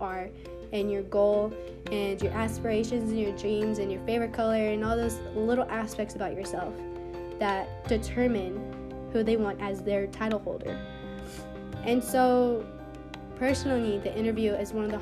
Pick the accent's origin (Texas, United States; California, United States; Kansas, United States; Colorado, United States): Kansas, United States; Kansas City; I am 17 years old, and I'm from Kansas City, Kansas.